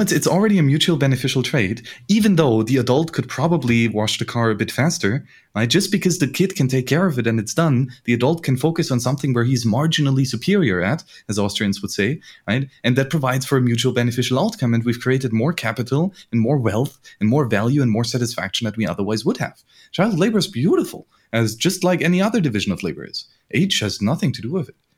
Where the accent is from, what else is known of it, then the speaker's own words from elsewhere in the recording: Bavaria, Germany; I grew up in Bavaria